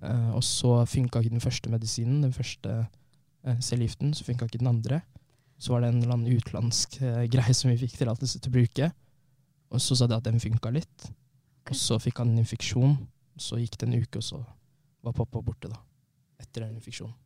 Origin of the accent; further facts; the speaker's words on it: Fredrikstad, Østfold, Norway; also born or lived in Trondheim; Har levd i Fredrikstad nesten hele mitt liv